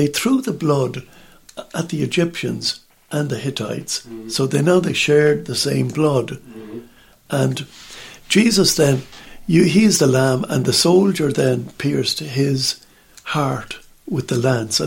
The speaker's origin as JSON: {"language": "English", "country": "Ireland", "said": "in Ireland, we just sit there on the benches, we kneel, the odd time we stand"}